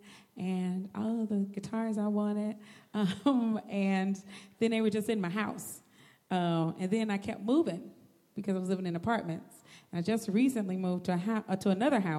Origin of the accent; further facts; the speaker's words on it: Chicago, Illinois, United States; I grew up here in Chicago, born and raised